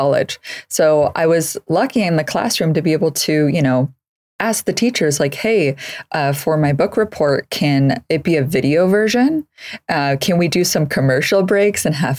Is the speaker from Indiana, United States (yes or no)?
no; San Francisco Bay Area, California, United States; So I grew up in the Bay Area, just north of the Golden Gate Bridge. So in the San Francisco Bay Area region